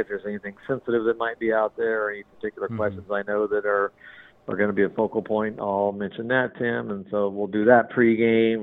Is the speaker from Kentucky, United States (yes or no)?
no; Southern California, United States; I grew up in Southern California